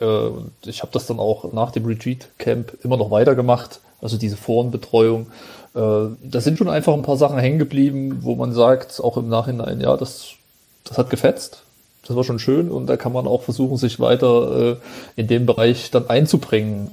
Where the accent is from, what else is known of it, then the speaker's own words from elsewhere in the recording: Jena, Thuringia, Germany; Ich komme aus Thüringen, aus Jena